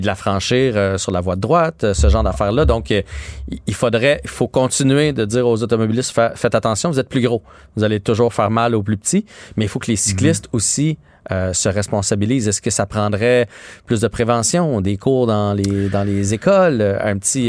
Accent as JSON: {"language": "French", "town": "Saint-Bruno-de-Montarville", "region": "Quebec", "country": "Canada", "said": "je viens de Saint-Bruno"}